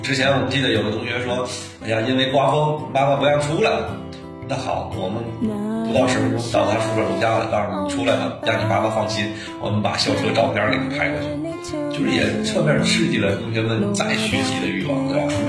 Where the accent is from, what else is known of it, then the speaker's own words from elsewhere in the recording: Liaoning, China; 我呢是来自于辽宁啊。